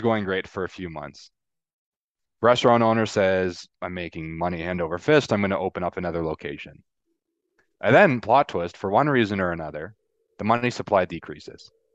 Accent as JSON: {"language": "English", "country": "Canada", "said": "I'm Canadian"}